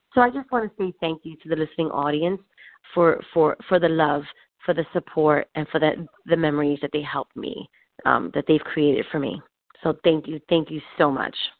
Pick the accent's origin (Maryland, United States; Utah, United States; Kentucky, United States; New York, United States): New York, United States; New York City; now in New Jersey, United States; I was born and raised in Spanish Harlem, um, but then I moved out to New Jersey.